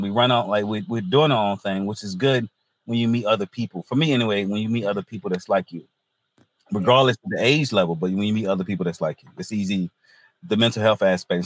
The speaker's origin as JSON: {"language": "English", "town": "Hertford", "region": "North Carolina", "country": "United States", "also_born_or_lived": "Greenville, North Carolina / Wilmington, North Carolina", "lives_now": "Raleigh, United States", "said": "I'm from North Carolina originally. Um, small town, North Carolina. It's near the um, northeast coast. It's called Hertford, North Carolina"}